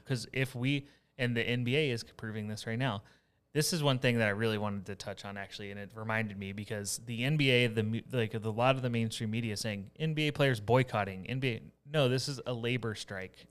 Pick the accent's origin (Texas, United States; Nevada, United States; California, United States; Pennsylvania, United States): Texas, United States; Houston area; moved away; also born or lived in Iowa; my hometown